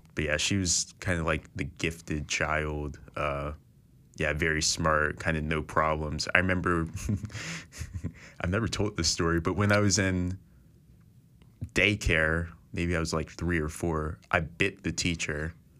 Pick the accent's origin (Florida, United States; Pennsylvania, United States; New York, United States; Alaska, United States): Pennsylvania, United States; Philadelphia; I'm from Philadelphia, so I went to a school called Central High School